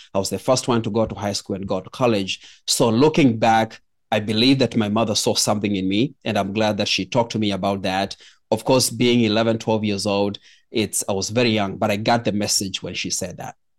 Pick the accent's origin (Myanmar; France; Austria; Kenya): Kenya; I was born in Kenya